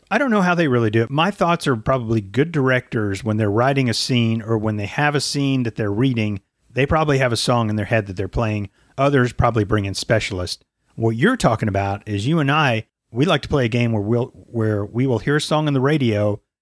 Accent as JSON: {"language": "English", "country": "United States", "accent": "American", "said": "in my American accent"}